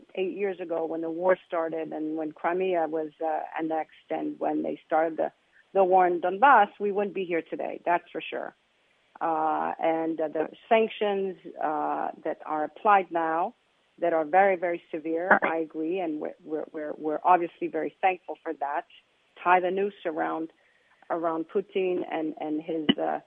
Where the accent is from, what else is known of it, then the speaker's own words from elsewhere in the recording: Switzerland; also born or lived in Russia; now in Ukraine; I'm from Switzerland